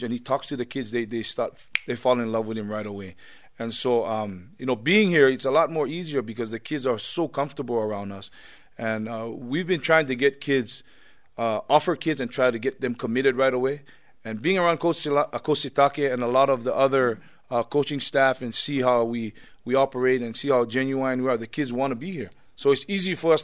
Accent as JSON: {"language": "English", "town": "Laie", "region": "Hawaii", "country": "United States", "tie": "born or raised there", "moved": "yes", "said": "Laie, my hometown"}